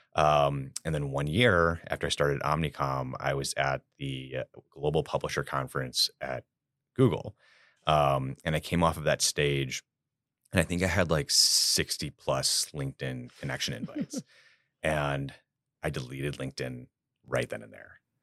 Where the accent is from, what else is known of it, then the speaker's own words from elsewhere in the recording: Chicago, Illinois, United States; I am a born and raised Chicago native, uh, myself from the South Side